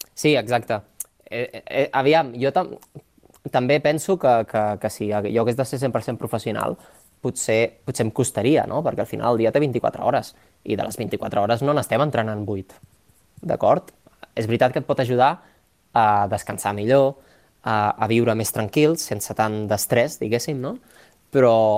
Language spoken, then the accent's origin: Catalan; La Pobla de Mafumet, Catalonia, Spain; born or raised there; moved away as an adult; also born or lived in Barcelona